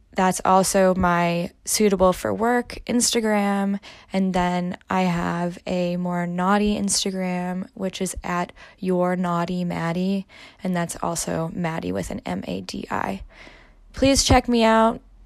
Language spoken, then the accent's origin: English; Midwest, United States; moved away as an adult; also born or lived in Germany; I'm originally from the Midwest and I moved to Germany to live there for quite a long time